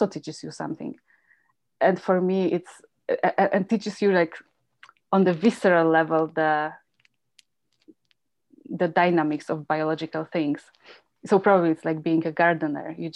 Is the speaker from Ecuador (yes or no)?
no; Poland; moved away as an adult; also born or lived in Germany; now in Calgary, Canada; So I grew up in Poland, and during some late 70s, 80s